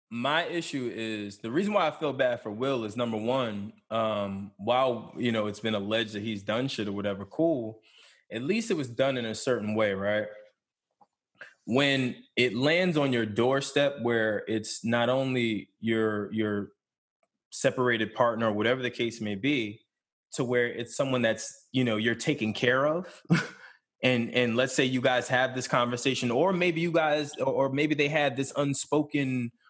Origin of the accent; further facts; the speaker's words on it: Philadelphia, Pennsylvania, United States; I'm from West Philly.